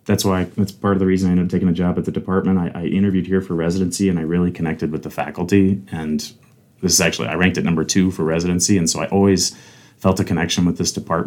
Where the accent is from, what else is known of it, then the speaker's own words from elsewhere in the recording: Fort Benning, Georgia, United States; born there; also born or lived in Alabama / Kentucky / Tennessee / Texas; My dad was in the Army. I was born in Fort Benning, Georgia, a very common military post, and I actually lived there four different times throughout my childhood.